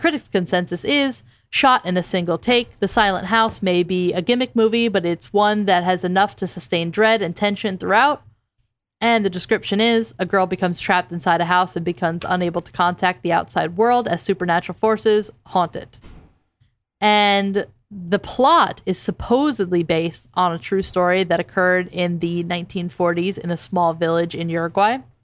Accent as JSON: {"language": "English", "region": "New Jersey", "country": "United States", "said": "I'm from Jersey."}